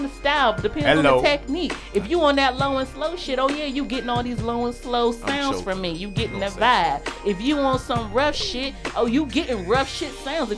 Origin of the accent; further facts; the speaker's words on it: Glenarden, Maryland, United States; I'm from Glen Arden